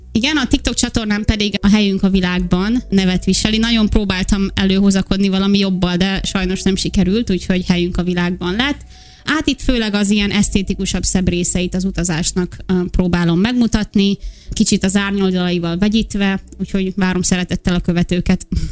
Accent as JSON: {"language": "Hungarian", "country": "Hungary", "moved": "as an adult", "said": "körülbelül 5 éve hagytam el először Magyarországot"}